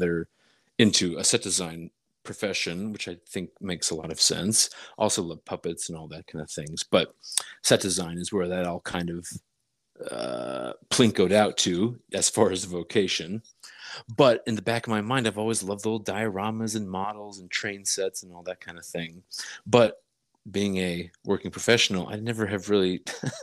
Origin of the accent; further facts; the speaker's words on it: Dayton, Ohio, United States; moved away; also born or lived in New York; I'm from Ohio, Dayton, Ohio